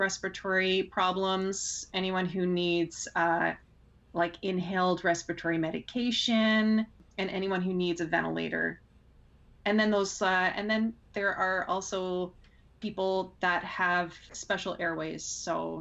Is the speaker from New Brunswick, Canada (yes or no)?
no; Pickering, Ontario, Canada; I grew up in Pickering